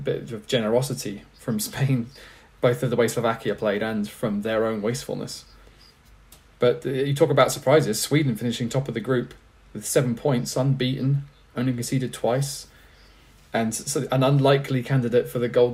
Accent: England, United Kingdom; as English people

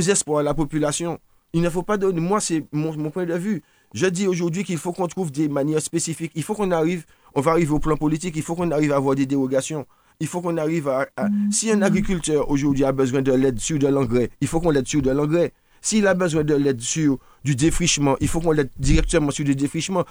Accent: Martinique; si on est martiniquais

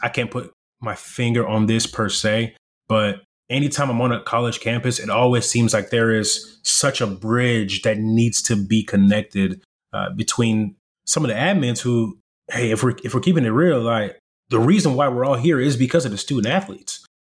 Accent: Irving, Texas, United States; English is a second language; also born or lived in Congo / South Africa; we come from Congo, South Africa to the US, and I'm living in the inner city whenever I'm in Irving, Texas

